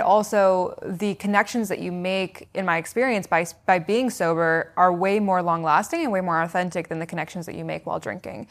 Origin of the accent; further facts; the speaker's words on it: Seattle, Washington, United States; I was born in Seattle, Washington, so West Coast